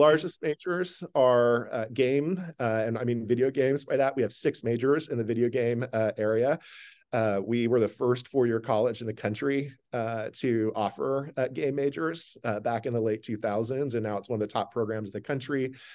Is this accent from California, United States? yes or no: yes; Stockton, California, United States; now in Vermont, United States; I grew up in central California in a city called Stockton